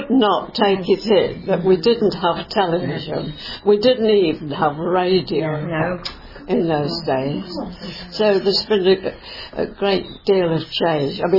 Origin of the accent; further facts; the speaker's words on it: Coventry, West Midlands, United Kingdom; also born or lived in Birmingham; when I was seven, we came to Coventry. and I went to Stoke School. Uh, I was there till I was 14.